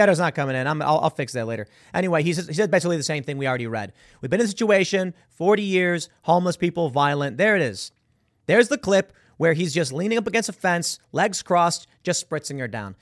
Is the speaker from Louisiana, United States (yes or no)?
no; Chicago, Illinois, United States; I'm from Chicago